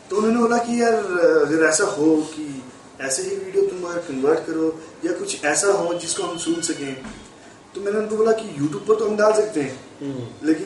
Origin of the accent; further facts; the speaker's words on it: Jammu and Kashmir, India; मैं मैं वैसे जम्मू कश्मीर का रहने वाला